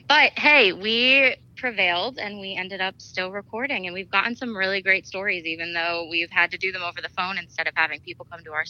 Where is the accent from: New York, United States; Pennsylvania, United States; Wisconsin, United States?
Pennsylvania, United States; Scranton; I grew up in Scranton